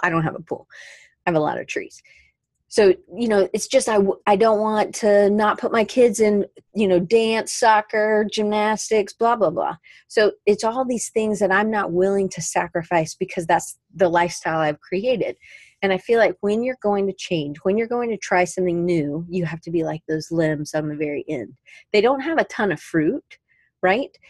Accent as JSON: {"language": "English", "town": "Atlanta", "region": "Georgia", "country": "United States", "tie": "born or raised there", "also_born_or_lived": "Colorado", "moved": "yes", "said": "growing up in Atlanta"}